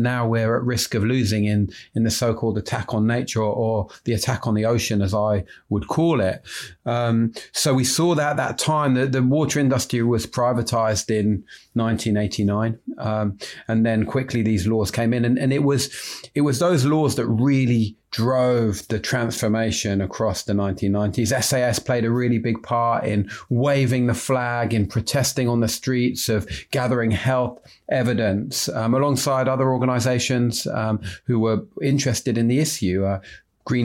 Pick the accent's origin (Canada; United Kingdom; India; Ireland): United Kingdom; London; despite being a Londoner